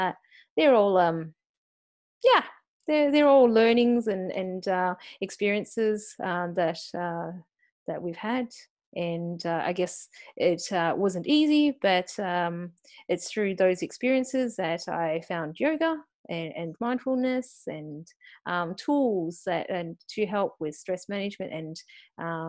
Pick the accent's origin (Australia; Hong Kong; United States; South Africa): Australia; accent: Aussie; born and bred in Australia